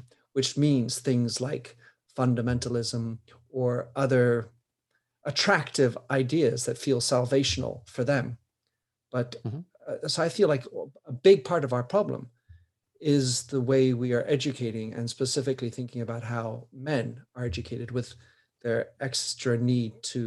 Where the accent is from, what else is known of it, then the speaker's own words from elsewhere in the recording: United States; I'm an American